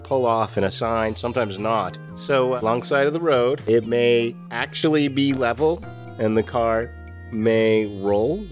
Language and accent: English; Novato, California, United States; also born or lived in San Francisco; now in Rogue Valley, United States; I was living in the North Bay. I was living in Novato growing up